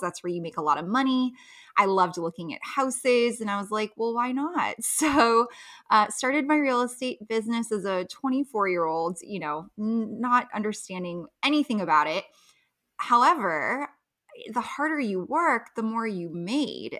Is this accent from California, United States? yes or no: yes; Los Angeles, California, United States; moved away as an adult; now in Las Vegas, United States; I grew up in Los Angeles, moved to Las Vegas